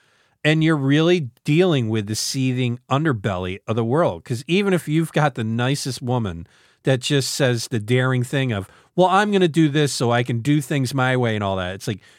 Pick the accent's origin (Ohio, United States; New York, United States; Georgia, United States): New York, United States; born there; You know, I was born obviously in northern New York